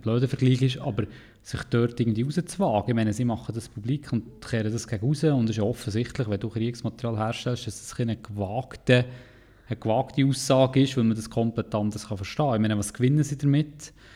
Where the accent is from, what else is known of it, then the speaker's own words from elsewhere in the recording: Interlaken, Bern, Switzerland; dort, wo ich herkomme, in Interlaken